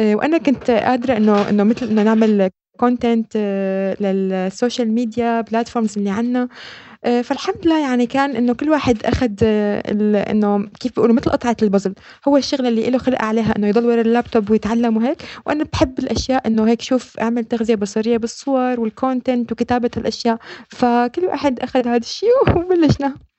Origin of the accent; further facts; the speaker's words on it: Syria; moved away as an adult; now in Netherlands; نحن سوريين اجينا